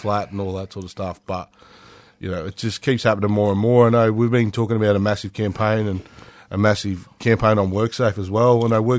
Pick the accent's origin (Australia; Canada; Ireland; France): Australia; Otway Ranges, Victoria; I grew up riding motorbikes in the Otway Ranges